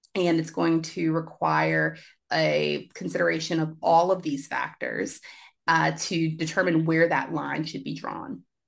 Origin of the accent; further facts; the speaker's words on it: Richmond, Virginia, United States; now in Washington, D.C., United States; my hometown, grew up in Richmond, Virginia